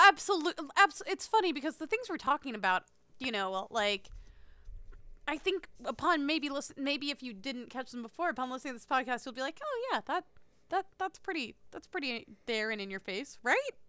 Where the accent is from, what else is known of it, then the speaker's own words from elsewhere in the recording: United States; the answer is America